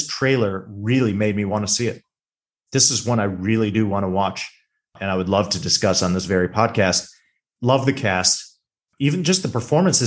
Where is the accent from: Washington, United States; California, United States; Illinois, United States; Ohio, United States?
Illinois, United States; Chicago; I am from the Chicago area